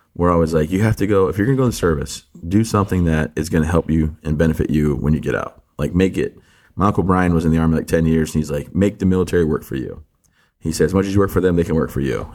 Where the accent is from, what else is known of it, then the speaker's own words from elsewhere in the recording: the Thumb area of Michigan, United States; I grew up, born and raised in, in uh, the thumb area of Michigan